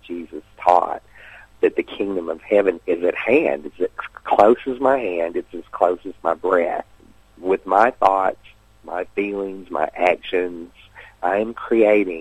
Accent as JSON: {"language": "English", "town": "Sulphur Springs", "region": "Tennessee", "country": "United States", "tie": "born or raised there", "also_born_or_lived": "Whitwell, Tennessee", "said": "I was born in Whitwell, Tennessee. I grew up in just a little community called Sulphur Springs, Tennessee, which is near Chattanooga."}